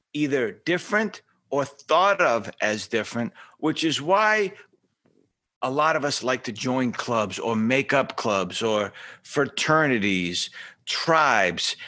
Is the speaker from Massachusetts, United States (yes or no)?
yes; Boston, Massachusetts, United States; I grew up shining shoes in South Boston